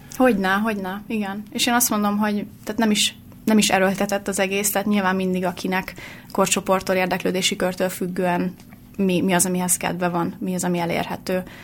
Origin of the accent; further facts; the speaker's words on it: Hungary; moved away as an adult; also born or lived in Finland; én itthon nevelkedtem